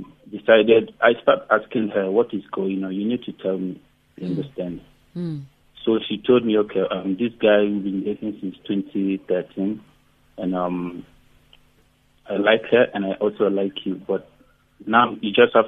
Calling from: Pretoria, Gauteng, South Africa; You're speaking to …. I'm calling from Pretoria.

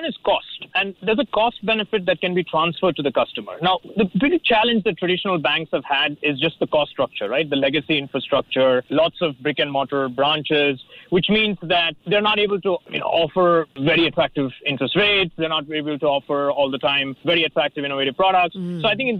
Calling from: Manila, Metro Manila, Philippines; I'm joining from Manila.

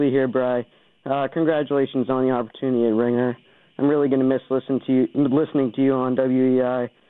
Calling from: Sudbury, Massachusetts, United States; I'm normally calling from Sudbury, but I'm actually at a family reunion in Rhode Island right now.

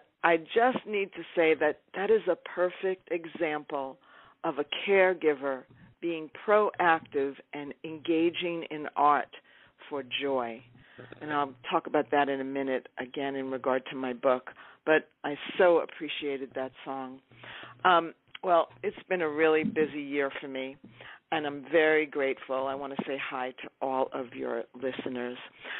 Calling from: Topanga, California, United States; I'm calling from Topanga, California.

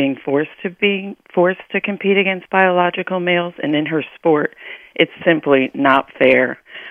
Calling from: Connecticut, United States; I am calling from Connecticut.

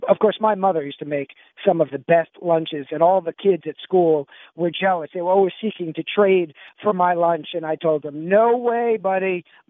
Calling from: New York, United States; As you guys know, I'm calling you from New York because my mother has health issues, and I'm here helping her.

